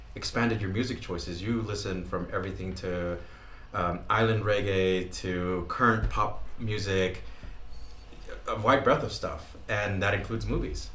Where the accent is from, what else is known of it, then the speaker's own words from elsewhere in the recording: New Mexico, United States; We're both from New Mexico